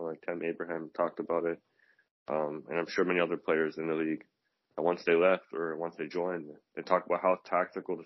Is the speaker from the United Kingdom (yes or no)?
no; Canada; as a Canadian